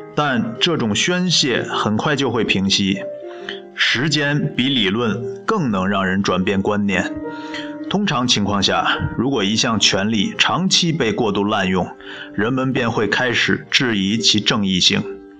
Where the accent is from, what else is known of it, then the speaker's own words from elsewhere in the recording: China; 我是中国人